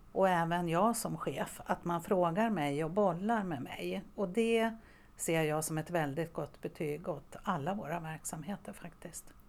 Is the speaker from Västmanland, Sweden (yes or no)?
yes; Västerås, Västmanland, Sweden; also born or lived in Borås / Umeå; jag är faktiskt uppväxt i Västerås, även om jag föddes i Borås. Men jag har min uppväxt här